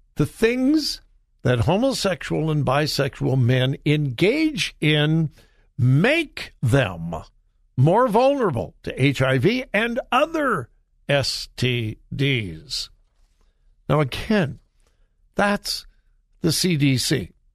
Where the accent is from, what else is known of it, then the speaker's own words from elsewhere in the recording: California, United States; moved away; California My home state, born and raised in California